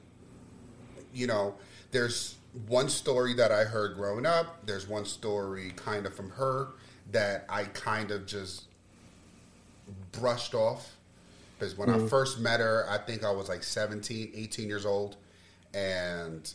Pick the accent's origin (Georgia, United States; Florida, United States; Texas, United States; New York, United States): Florida, United States; I lived with him when I was very, very young, when I was growing up in Florida, my Uncle David.